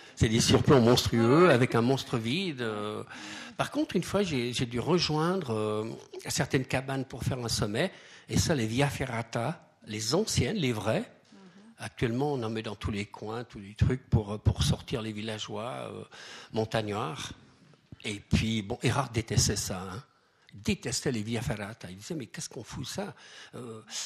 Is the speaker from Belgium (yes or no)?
no; Switzerland; chez nous, en Suisse